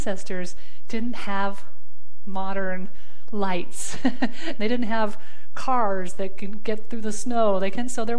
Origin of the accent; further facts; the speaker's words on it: Southwest United States, United States; moved away as an adult; also born or lived in Arizona; now in Virginia, United States; I grew up in the Southwest and Southwest United States